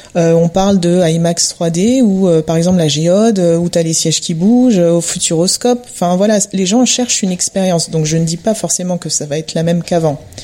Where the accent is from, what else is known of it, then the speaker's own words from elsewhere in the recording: Montreuil, Île-de-France, France; je suis basée à Montreuil et bah, j'ai grandi à Montreuil